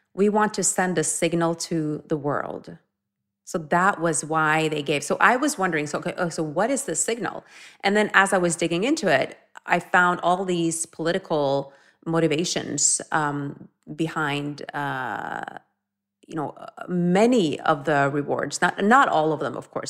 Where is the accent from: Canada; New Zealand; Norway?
Norway; growing up in Norway